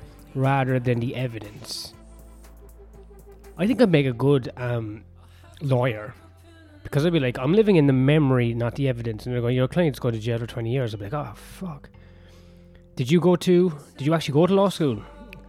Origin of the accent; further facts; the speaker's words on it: Ireland; no, from Ireland